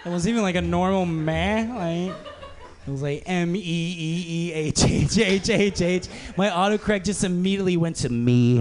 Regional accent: Central Texas, United States; moved away; I grew up in Central Texas.

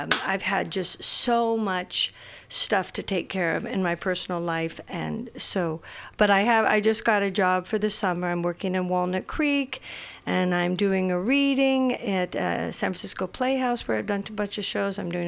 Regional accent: Ireland; I'm Irish.

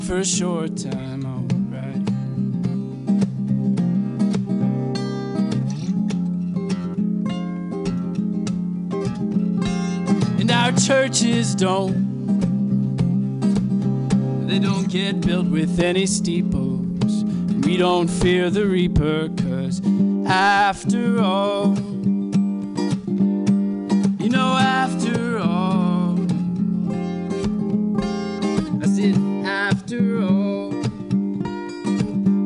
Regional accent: Pennsylvania, United States; moved away; I grew up in Pennsylvania where there's no earthquakes.

